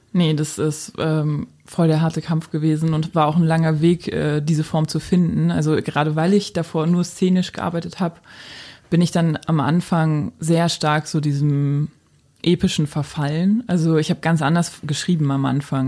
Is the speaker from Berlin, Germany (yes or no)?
yes; Berlin, Germany; ich bin als Jugendliche in Berlin natürlich so sehr ähm, verwöhnt aufgewachsen